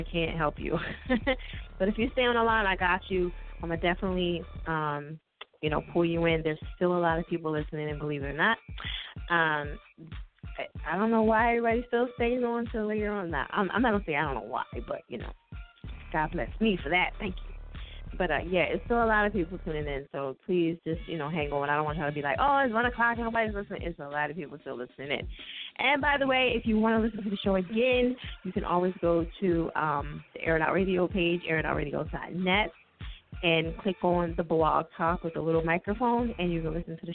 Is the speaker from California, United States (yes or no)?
no; New Jersey, United States; now in Pennsylvania, United States; I'm from South Jersey